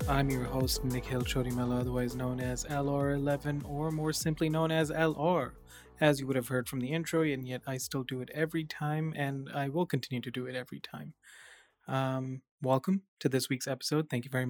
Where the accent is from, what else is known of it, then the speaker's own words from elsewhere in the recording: South India, India; because Indians are classified as South Asian and then I'm from South India.